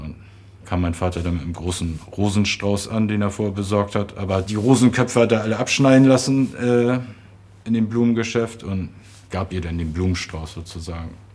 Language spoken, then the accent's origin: German; Hamburg, Germany; Ich bin am 15. Mai 71 geboren in Hamburg und da lebten meine Eltern noch in Eimsbüttel